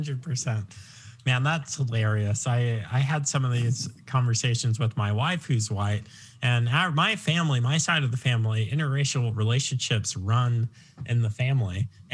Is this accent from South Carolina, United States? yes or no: no; Long Island, New York, United States; now in Virginia, United States; I'm from Long Island, but I claim Virginia now.